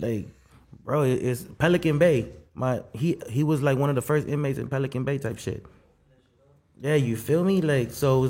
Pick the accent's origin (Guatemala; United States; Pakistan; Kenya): Guatemala; I'm from Guatemala and I'm black, but I don't use the card on either one.